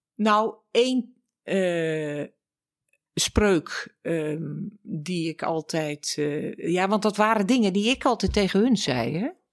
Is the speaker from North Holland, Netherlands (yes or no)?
yes; Laren, North Holland, Netherlands; now in Amsterdam, Netherlands; Ik ben geboren in Laren, in het Gooi. Uit een erfgooiersfamilie, zoals dat heet